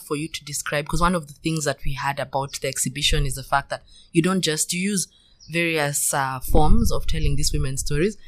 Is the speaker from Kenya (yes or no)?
yes; Kenya; when I was growing up in Kenya